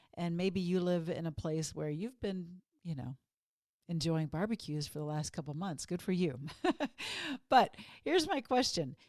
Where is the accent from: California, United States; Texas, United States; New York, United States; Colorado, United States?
Texas, United States; when I grew up in Texas